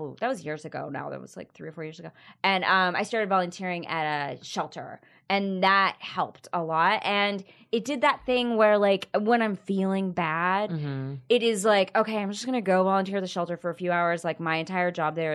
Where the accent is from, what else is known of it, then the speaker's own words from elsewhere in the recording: Texas, United States; I grew up in Texas